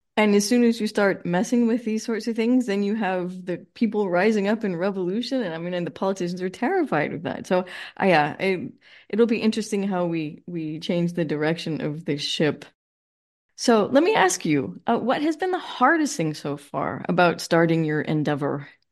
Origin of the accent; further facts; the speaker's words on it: Los Angeles, California, United States; I grew up in Los Angeles